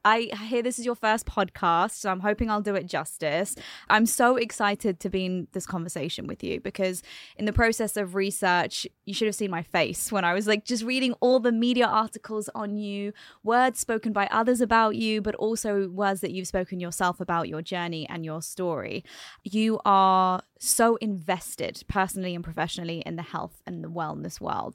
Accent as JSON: {"language": "English", "region": "London", "country": "United Kingdom", "tie": "born or raised there", "moved": "yes", "lives_now": "United Arab Emirates", "said": "Born and raised in London, Indian heritage"}